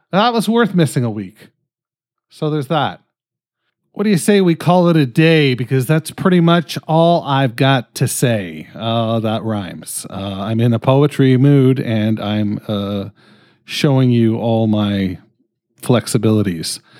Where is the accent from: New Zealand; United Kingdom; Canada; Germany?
Canada; I'm fucking Canadian.